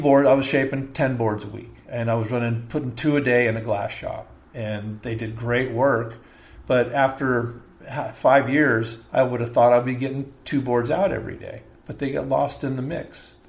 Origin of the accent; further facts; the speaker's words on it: La Mirada, California, United States; also born or lived in East Los Angeles / Downey; played baseball, football, because we lived in La Mirada. That's where we ended up. We moved to Downey from East L.A. to Downey, then to La Mirada.